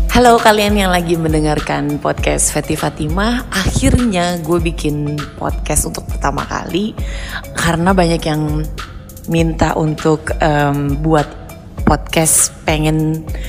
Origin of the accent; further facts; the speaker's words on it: Jakarta, Indonesia; lahir dan besar di Jakarta